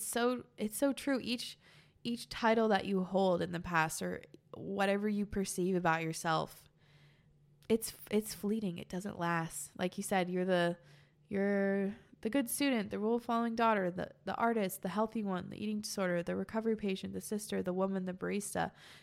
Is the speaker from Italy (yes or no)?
yes; Italy; I'm 16 and I'm from Italy.